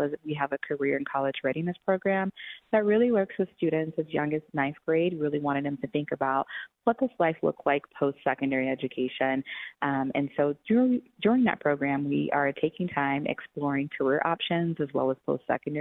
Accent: Atlanta, Georgia, United States; now in Denver, United States; I grew up in Atlanta, Georgia.

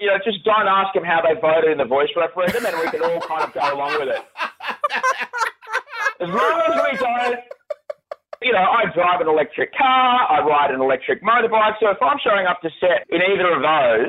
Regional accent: Adelaide, South Australia, Australia; I grew up in Adelaide

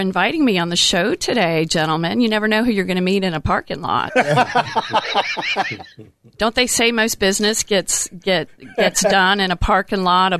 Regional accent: United States; moved away as an adult; also born or lived in West Virginia; And so my family comes from New York City originally. I grew up outside of Washington, D.C. In a very diverse community.

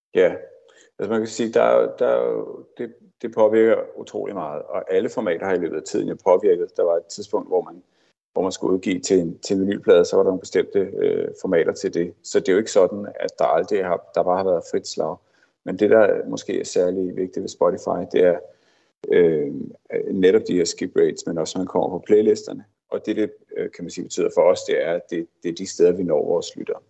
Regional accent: Denmark

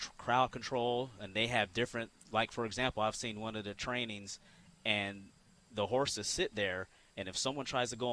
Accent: California, United States; moved away; I was born and raised in California

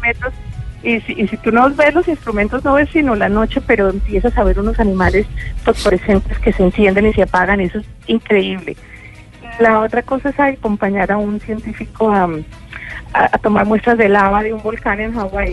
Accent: Colombia; moved away; siendo colombiana

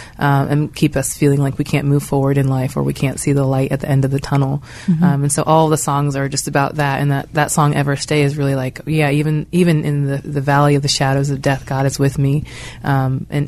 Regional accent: Pittsburgh, Pennsylvania, United States; moved away as an adult; now in Philadelphia, United States; I grew up in Pittsburgh, so I was here my whole life, and it's home still.

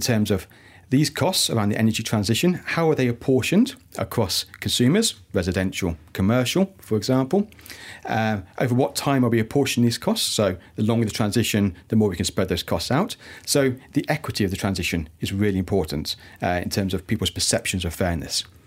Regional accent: United Kingdom; now in Malaysia; the UK, my my home country, uh, from where I'm from

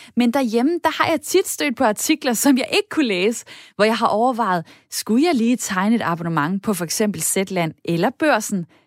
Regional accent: Denmark

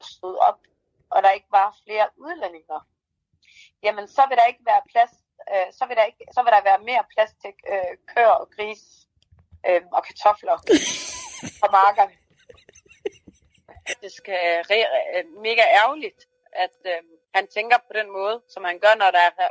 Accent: Denmark; når man er født og opvokset i Danmark.

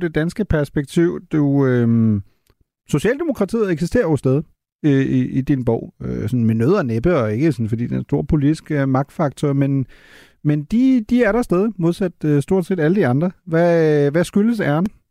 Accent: Germany; som tysker

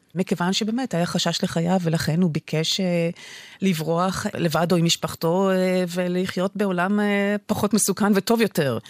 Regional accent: Israel; לנו כישראלים

